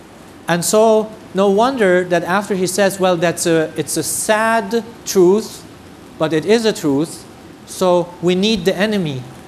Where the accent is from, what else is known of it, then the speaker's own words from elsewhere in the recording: Germany; I come from the German tradition, I love Germany. I am really proud of my country that has accepted 1 million refugees.